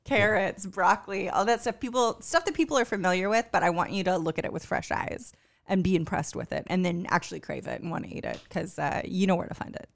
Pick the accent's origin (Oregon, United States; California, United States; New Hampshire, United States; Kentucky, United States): California, United States; moved away; also born or lived in Newport News, Virginia; growing up in California